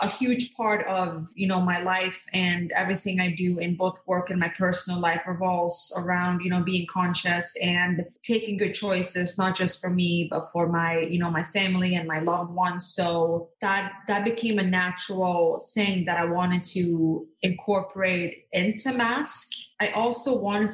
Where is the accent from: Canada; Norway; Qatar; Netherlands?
Norway; born or raised there; also born or lived in Skiathos, Greece; now in United States